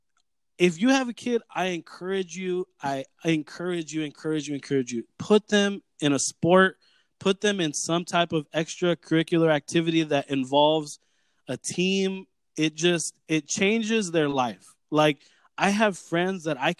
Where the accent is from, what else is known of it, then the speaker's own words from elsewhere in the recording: Whittier, California, United States; I grew up in South Whittier, pretty much born and raised in South Whittier, and I've lived in Whittier my whole life